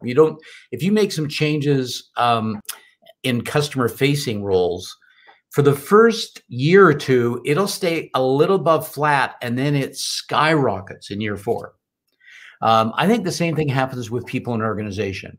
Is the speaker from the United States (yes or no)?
no; Canada; born and raised in Canada